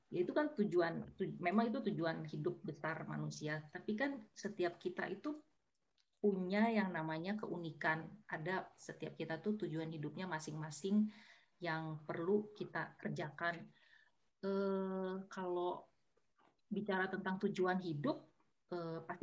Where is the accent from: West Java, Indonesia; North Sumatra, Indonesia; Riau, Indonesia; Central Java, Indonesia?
North Sumatra, Indonesia; ya aku orang Batak gitu